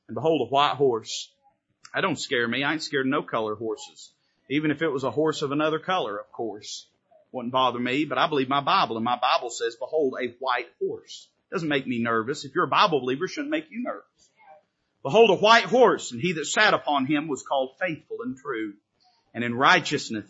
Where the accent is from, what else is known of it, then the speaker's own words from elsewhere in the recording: the South, United States; I am a Southerner.